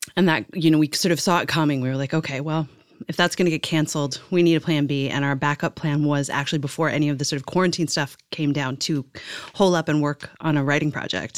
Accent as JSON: {"language": "English", "country": "Ireland", "said": "where I'm from in, like, Irish"}